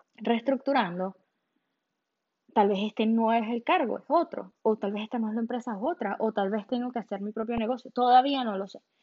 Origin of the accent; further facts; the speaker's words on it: Venezuela; moved away as an adult; now in Miami, United States; yo soy de Venezuela